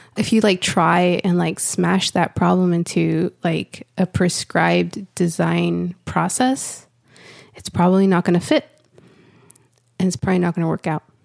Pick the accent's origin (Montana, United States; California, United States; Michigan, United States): California, United States; Santa Ana; now in Austin, United States; I live in Austin, Texas, but I was born and raised in Santa Ana, California